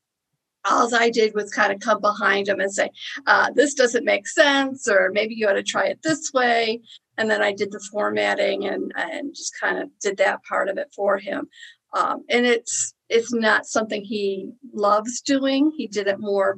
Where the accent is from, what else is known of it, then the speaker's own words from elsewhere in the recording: Niagara Falls, New York, United States; I grew up in New York, okay, in the Niagara Falls area.